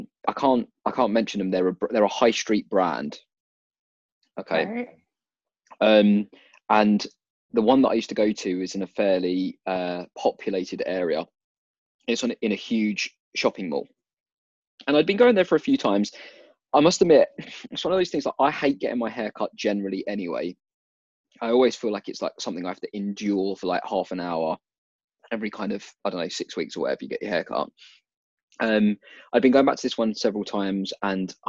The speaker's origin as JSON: {"language": "English", "country": "United Kingdom", "said": "We're British"}